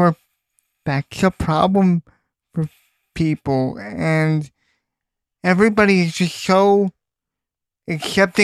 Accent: Ronkonkoma, New York, United States; I'm the lone New Yorker in the group

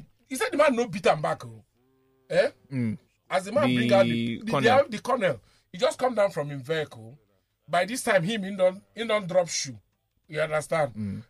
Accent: Nigeria; I'm a Nigerian. I also work for the government.

